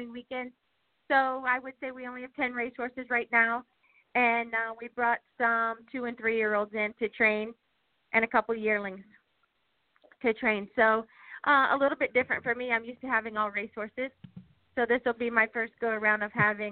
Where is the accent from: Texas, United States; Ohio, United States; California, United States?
Ohio, United States; moved away as an adult; now in Indiana, United States; I'm a Buckeye at heart still